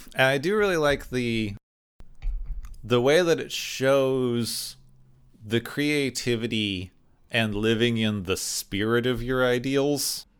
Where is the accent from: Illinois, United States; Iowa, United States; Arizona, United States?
Arizona, United States; I grew up in Arizona